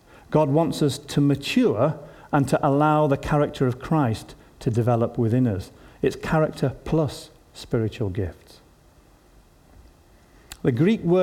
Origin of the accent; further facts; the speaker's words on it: Yorkshire and the Humber, United Kingdom; as a Yorkshireman